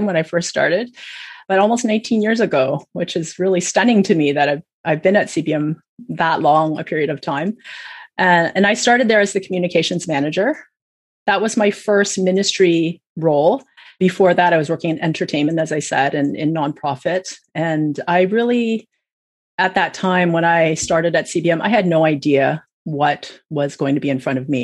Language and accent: English; Hamilton, Ontario, Canada; also born or lived in Saskatchewan, Canada / United States; I was born in Saskatchewan, but I grew up mostly in Hamilton in Ontario